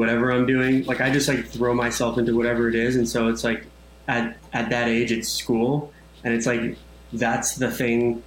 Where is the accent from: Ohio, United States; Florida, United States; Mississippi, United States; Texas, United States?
Florida, United States; Orlando; grew up in sunny Orlando, Florida